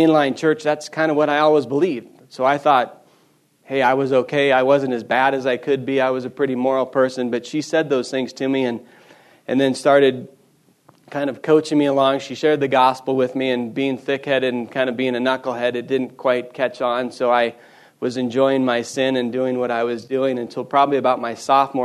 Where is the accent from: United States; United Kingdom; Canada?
United States; Bozeman, Montana; I grew up here in Bozeman. Wasn't born here, unfortunately, so I'm not a native. Moved here when I was back here when I was four with my folks.